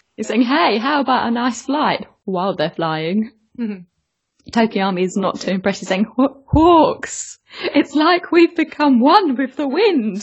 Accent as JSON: {"language": "English", "region": "England", "country": "United Kingdom", "said": "I'm English"}